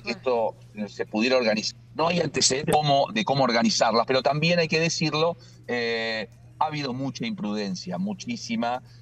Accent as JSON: {"language": "Spanish", "country": "Argentina"}